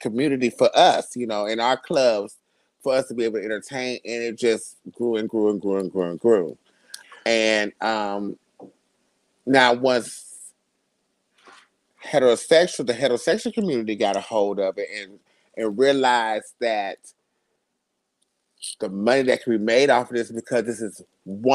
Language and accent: English; Youngstown, Ohio, United States; now in Atlanta, United States; I am originally from Youngstown, Ohio